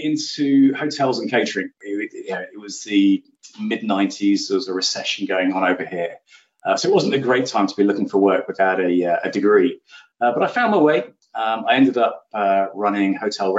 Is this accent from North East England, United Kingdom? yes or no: no; Oxford, South East England, United Kingdom; I grew up in Oxford in England, so the university city of dreamy spires, which I still live quite close to. Very proud Oxfordian.